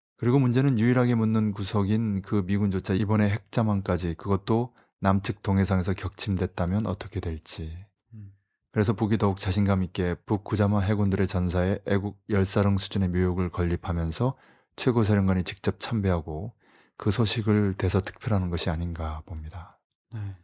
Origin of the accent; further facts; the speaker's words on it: South Korea; 어느 나라 출신이냐고 물어서 코리아라고 했더니